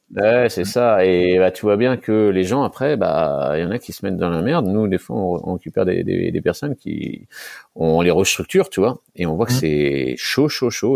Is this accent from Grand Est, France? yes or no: yes; Nancy, Grand Est, France; je suis originaire de Nancy